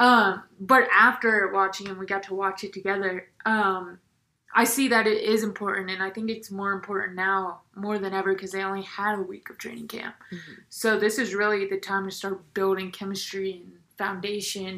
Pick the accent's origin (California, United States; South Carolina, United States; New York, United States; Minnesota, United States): South Carolina, United States; now in Denver, United States; I'm from South Carolina